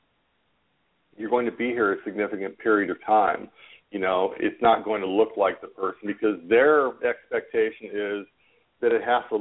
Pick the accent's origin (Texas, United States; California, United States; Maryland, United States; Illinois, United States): California, United States; Orange County; I grew up in Orange County, California, right next door to where Disneyland is